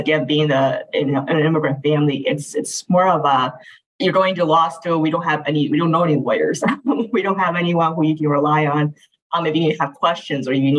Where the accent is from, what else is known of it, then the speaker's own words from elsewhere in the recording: Midwest, United States; Yes, that Midwesterner. So stayed in Midwest all my life.